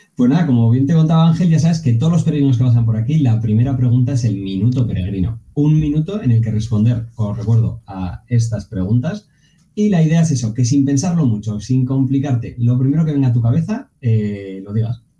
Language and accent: Spanish; Pamplona, Navarre, Spain; soy de Pamplona